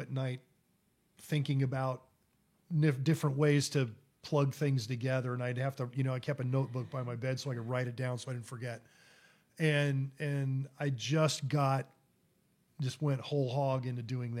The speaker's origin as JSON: {"language": "English", "town": "South Bend", "region": "Indiana", "country": "United States", "tie": "born or raised there", "also_born_or_lived": "Toledo, Ohio / Bloomington, Indiana", "said": "I was born in Toledo, Ohio, and we moved to South Bend when I was in the second grade, and I went to South Bend Riley"}